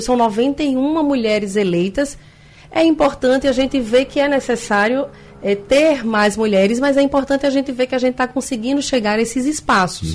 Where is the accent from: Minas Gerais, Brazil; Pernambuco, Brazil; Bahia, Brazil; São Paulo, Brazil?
Pernambuco, Brazil; Vitória de Santo Antão; Sou nascida em Vitória de Santo Antão e minha vida inteira em Vitória de Santo Antão